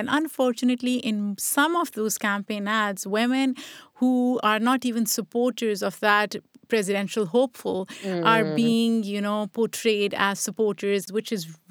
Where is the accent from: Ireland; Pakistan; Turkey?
Pakistan; I grew up in Pakistan, and honestly, in Pakistan at the time when I was growing up, there was no concept of hijab, or at least people around me did not wear hijab.